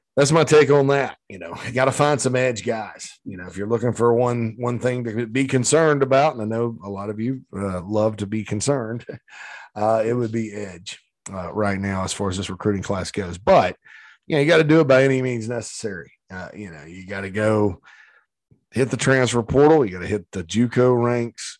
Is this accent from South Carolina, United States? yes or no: yes; Spartanburg, South Carolina, United States; on Daniel Morgan Avenue in my hometown of Spartanburg